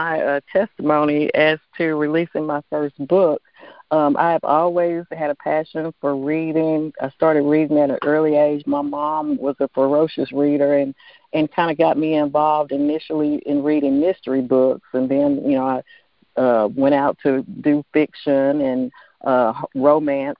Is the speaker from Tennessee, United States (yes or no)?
yes; Mount Juliet, Tennessee, United States; I am from Mount Juliet, Tennessee, which is a suburb right outside of Nashville